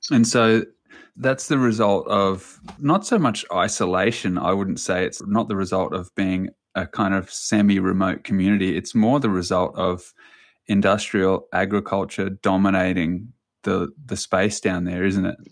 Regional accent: New Zealand; I was born in New Zealand

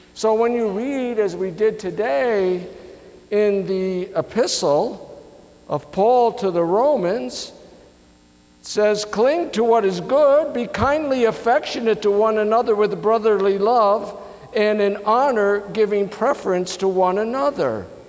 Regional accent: United States; us as American citizens

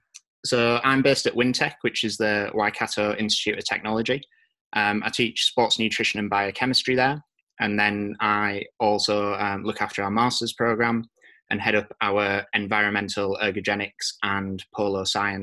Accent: Yorkshire and the Humber, United Kingdom; accent: Yorkshire; moved away as an adult; also born or lived in Teesside; now in New Zealand; So I'm originally from North Yorkshire in the middle of Captain Cook country, and came to New Zealand from Teesside University a couple of years ago.

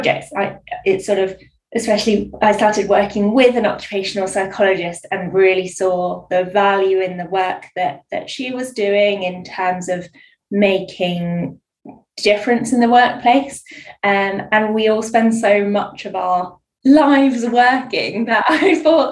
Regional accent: Bournemouth, South West England, United Kingdom; also born or lived in Guildford; now in Hampshire, United Kingdom; I'm originally from Bournemouth

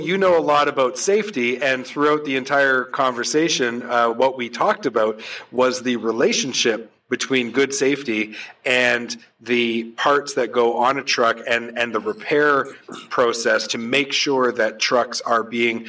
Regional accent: New Brunswick, Canada; moved away as an adult; now in Vancouver, Canada; I right out of school, I moved from New Brunswick to Vancouver, went to work for a small remanufacturing facility

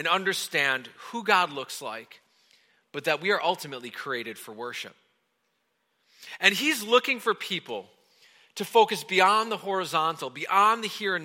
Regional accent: Wisconsin, United States; moved away; I grew up in Wisconsin

